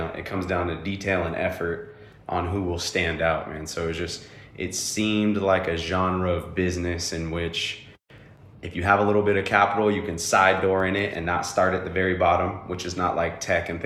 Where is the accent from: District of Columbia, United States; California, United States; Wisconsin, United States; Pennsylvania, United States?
California, United States; Bay Area, Northern; moved away as an adult; now in Austin, United States; But I come from the Bay Area, right? I come from Northern California